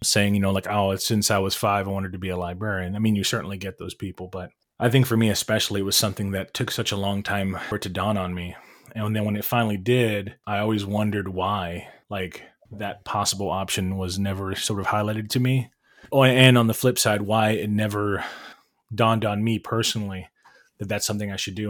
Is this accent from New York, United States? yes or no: no; Cleveland, Ohio, United States; raised in Cleveland, in the city. Bilingual household